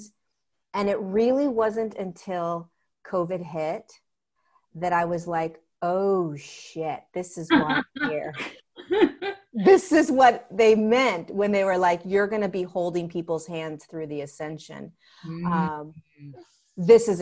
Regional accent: Southern California, United States; I grew up in Southern California

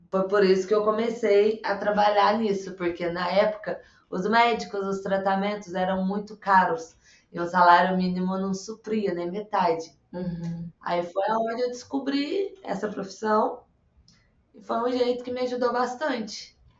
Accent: south of Minas Gerais, Brazil; sou aqui do sul de Minas Gerais

